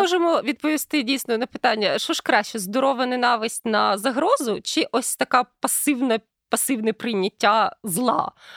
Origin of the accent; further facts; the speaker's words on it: Ukraine; коли я росла в Україні в 90-х